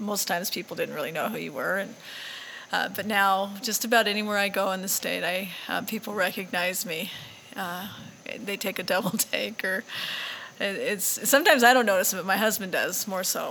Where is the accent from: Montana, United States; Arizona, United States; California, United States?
Montana, United States; you're from Montana